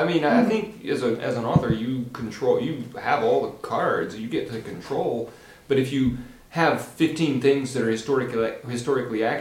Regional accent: just outside of Little Rock, Arkansas, United States; moved away as an adult; also born or lived in Aberdeen, Maryland; now in Delaware, United States; I grew up in Arkansas, just outside of Little Rock.

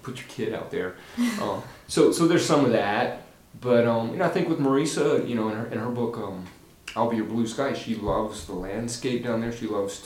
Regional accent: just outside of Little Rock, Arkansas, United States; moved away as an adult; also born or lived in Aberdeen, Maryland; now in Delaware, United States; I grew up in Arkansas, just outside of Little Rock.

